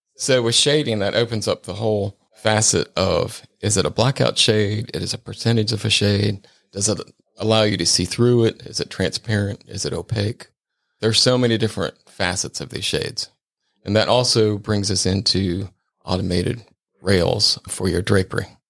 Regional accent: Cincinnati, Ohio, United States; moved away; also born or lived in Sarasota, Florida; I'm originally from Cincinnati, Ohio

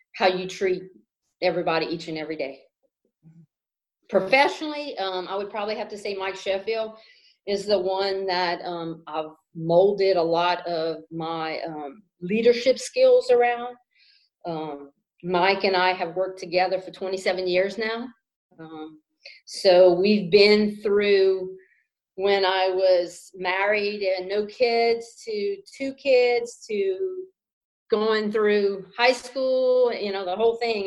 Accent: Kaplan, Louisiana, United States; also born or lived in Baton Rouge, Louisiana / Shreveport, Louisiana / Lafayette, Louisiana; I grew up in Vermilion Parish. Uh, from Kaplan, Louisiana

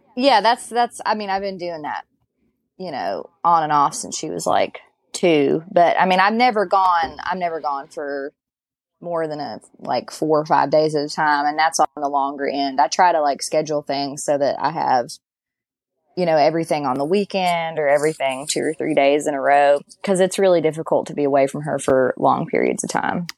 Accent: Galax, Virginia, United States; I'm from Galax.

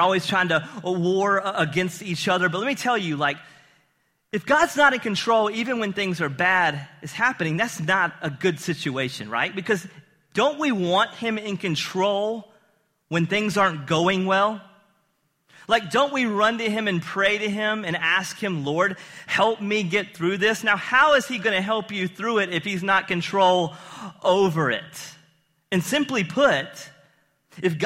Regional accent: the South, United States; Growing up in the South

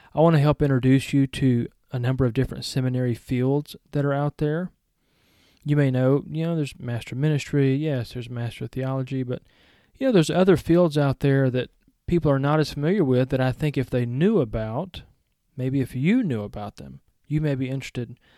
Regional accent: Georgia, United States; accent: Southern; also born or lived in Powell, Tennessee; I was born in Georgia

